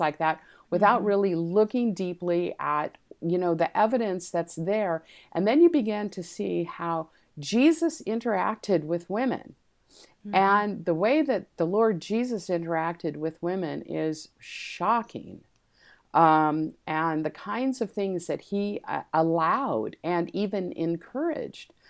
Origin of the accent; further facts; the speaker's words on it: Los Angeles, California, United States; also born or lived in San Diego, California; I actually was born in Los Angeles